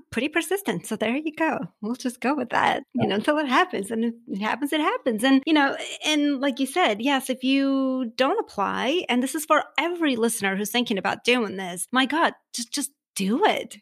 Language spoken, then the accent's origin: English; Armenia; now in United States; I am from Armenia